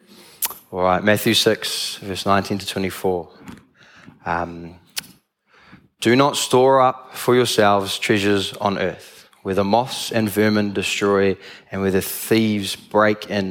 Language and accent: English; Tauranga, Bay of Plenty, New Zealand; I'm from Tauranga, I've lived there all my life, all 21 years.